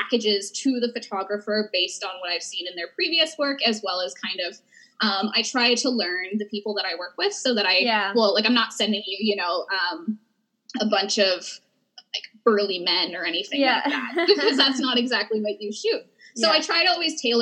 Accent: Edmonton, Alberta, Canada; I'm from Edmonton

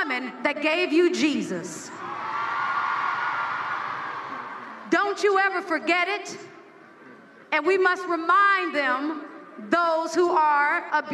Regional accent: United States; as an American and as a woman

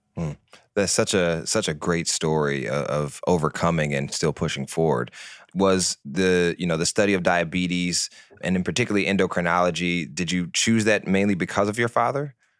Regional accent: Detroit, Michigan, United States; I'm originally from Detroit

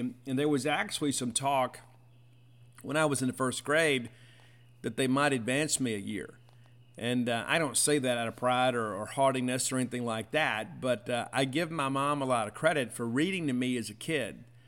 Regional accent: Marion, United States; my hometown library

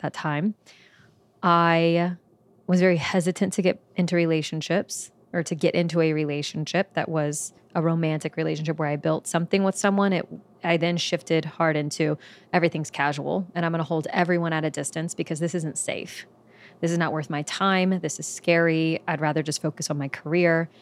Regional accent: Belle Chasse, Louisiana, United States; moved away as an adult; also born or lived in New Orleans; I'm originally from New Orleans, Louisiana. Um, technically, I'm from a small town that's just underneath New Orleans called Bell Chase. Um, and so, lived, grew up in New Orleans

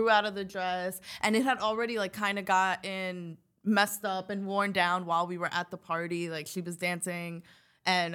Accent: New York City, New York, United States; I used to go trick or treating in the Bronx. So like, born and raised in the Bronx

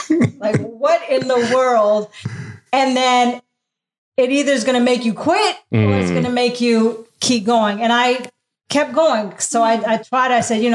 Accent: Canada; also born or lived in Abu Dhabi, United Arab Emirates; I moved around a lot. Grew up in Canada. Of course, I was born in the Middle East. Mm-hmm. Moved to Canada when I was 2 with my parents.

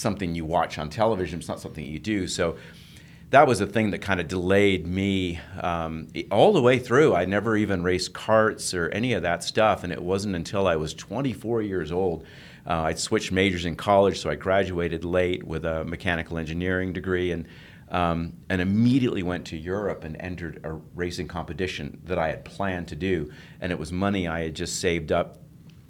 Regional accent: England, United Kingdom; moved away; in England, when I lived there, I was born in England, lived near a racetrack

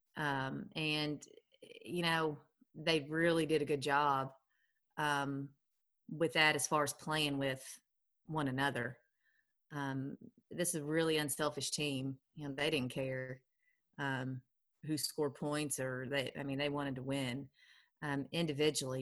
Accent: Lexington, Kentucky, United States; I'm from Lexington, played at Lafayette High School.

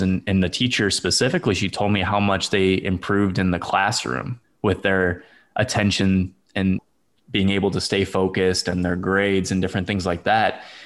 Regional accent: St. Louis, Missouri, United States; moved away as an adult; now in Houston, United States; I grew up in Saint Louis, Missouri

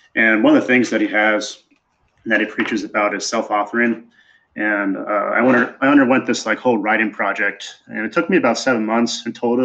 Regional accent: Wisconsin, United States; moved away as an adult; also born or lived in Oklahoma / West Point, New York / Missouri / Seattle, Washington; now in Chicago, United States; I was born in Oklahoma. Then I went to the middle of nowhere, Wisconsin, where I fought cows and raised sheep

